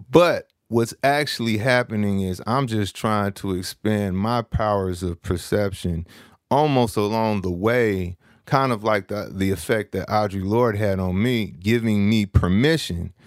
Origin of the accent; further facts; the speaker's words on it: San Francisco, California, United States; I'm from San Francisco, California.